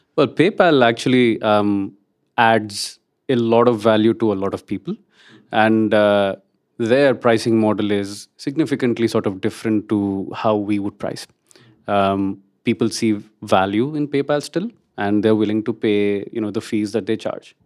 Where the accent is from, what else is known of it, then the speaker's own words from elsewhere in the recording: India; moved away; I'm Indian